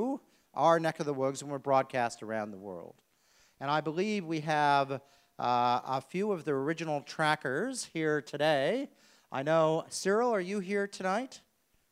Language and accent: English; United States; now in Australia; as an American